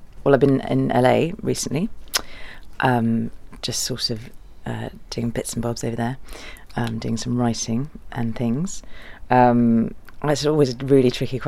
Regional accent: Germany; moved away; My dad's German. I was born in Germany, and so I have lots of relatives over there.

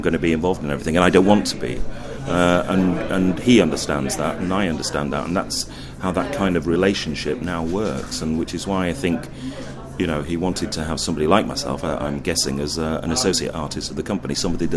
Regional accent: Yorkshire and the Humber, United Kingdom; I'm a Yorkshireman, you know, so I'm a West Yorkshireman, as John is

